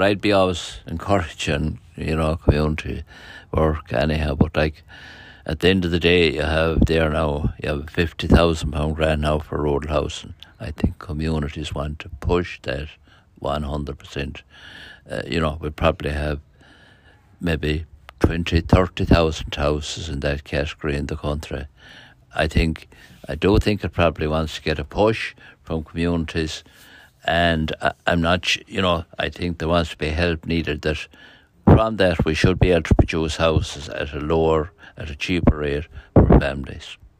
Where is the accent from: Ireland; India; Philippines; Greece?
Ireland; now in Kilbride, Ireland; I'm originally from Tolds Parish, came living in this parish in nineteen seventy-four.